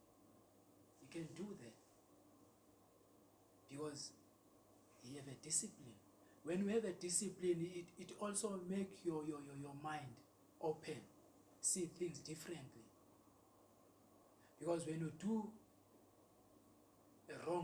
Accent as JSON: {"language": "English", "region": "Eastern Cape", "country": "South Africa", "said": "I'm from Eastern Cape"}